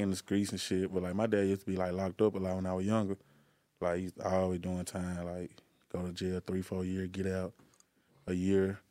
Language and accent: English; Helena, Arkansas, United States; I'm from Helena